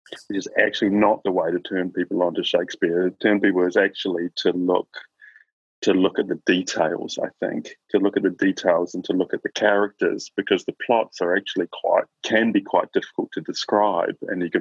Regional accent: Christchurch, Canterbury, New Zealand; also born or lived in Auckland; I grew up in Christchurch in New Zealand

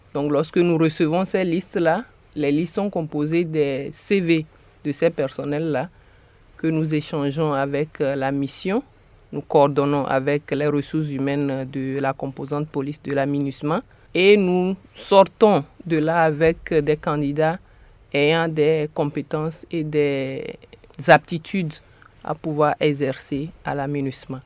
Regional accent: Togo; now in New York, United States; Je suis togolaise de nationalité

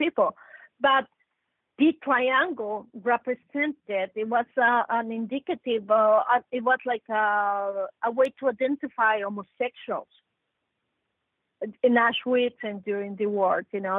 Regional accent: Mexico; I come from Mexico. I'm 100% Mexican. I'm Mexican

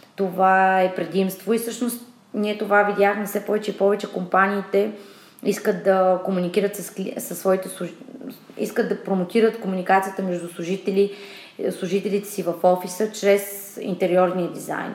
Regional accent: Asenovgrad, Plovdiv Province, Bulgaria; now in Sofia, Bulgaria; От Асеноград съм родом, но вече от доста време живея в София

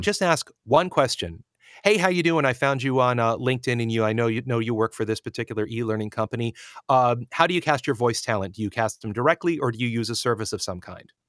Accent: United States

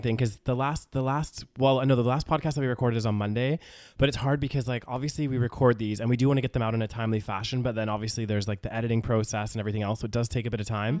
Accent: Canada; moved away as an adult; I'm a Canadian citizen

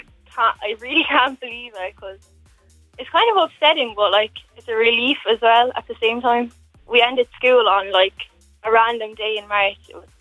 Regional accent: Dungarvan, Munster, Ireland; now in Waterford, Ireland; I'm from Dungarvan originally, but I live in Waterford now. And I went to school in Art School in Isa in Dungarvan. It's a girls' school.

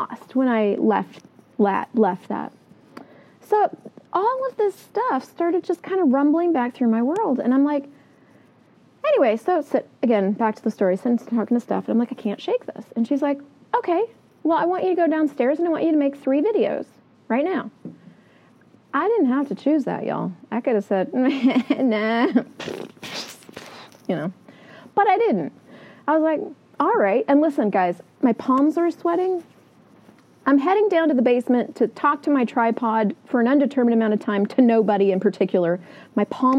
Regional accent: Colorado Springs, Colorado, United States; moved away as an adult; now in Canada; I grew up in Colorado Springs

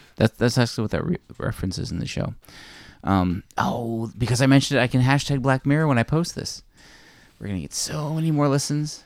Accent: Newfoundland and Labrador, Canada; being a Newfoundlander

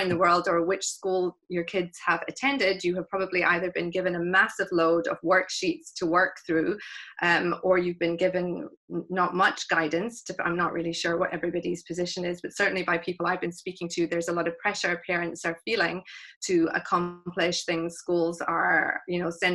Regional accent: Glasgow, Scotland, United Kingdom; also born or lived in South Africa; I was born in South Africa to South African parents, but we moved to Scotland when I was three. So Glasgow is home. I consider myself Scottish

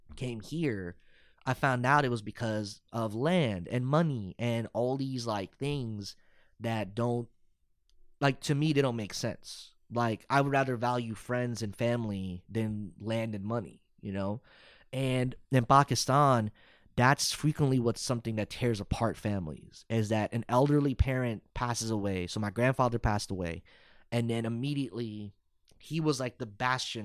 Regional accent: Irving, Texas, United States; also born or lived in Arlington, Texas / Euless, Texas / Dallas, Texas / Plano, Texas; I grew up in Irving, but then I also was in Arlington and then Euless

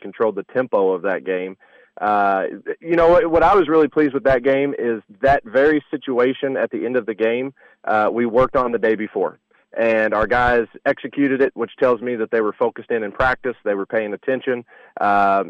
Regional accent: Southern Indiana, United States; growing up in Southern Indiana and having a great appreciation for, basketball in this area

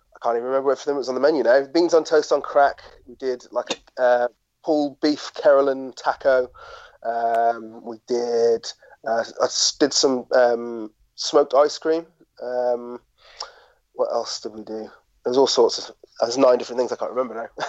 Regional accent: Shropshire, West Midlands, United Kingdom; I'm a lad from Shropshire

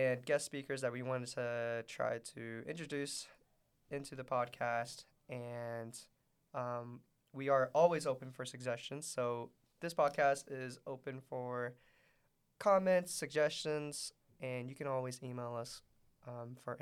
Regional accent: Middlesboro, Kentucky, United States; moved away as an adult; now in Lexington, United States; It is my hometown, Middlesboro.

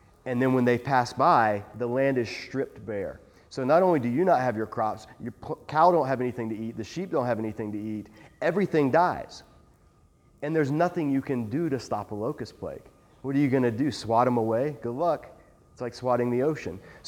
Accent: South Georgia, United States; I grew up in South Georgia

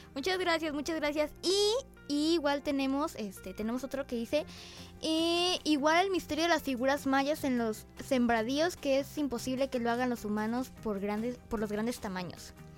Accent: Mexico; como mexicanos

